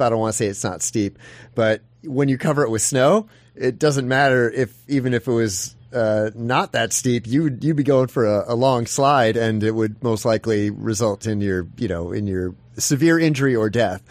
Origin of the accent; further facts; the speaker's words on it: Midwest, United States; moved away as an adult; now in Alaska, United States; I'm originally from the Midwest